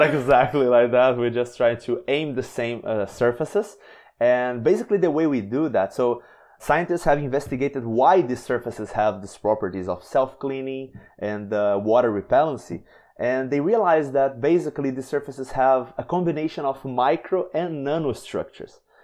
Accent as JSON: {"language": "English", "country": "Brazil", "said": "I am from Brazil"}